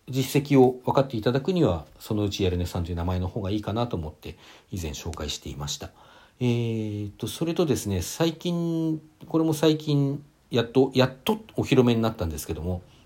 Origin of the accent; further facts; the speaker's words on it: Hakodate, Hokkaido, Japan; 私、同じ北海道でも函館で